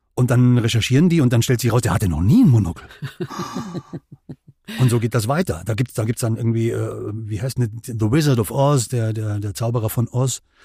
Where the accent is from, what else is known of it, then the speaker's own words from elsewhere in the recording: Germany; wir als Deutsche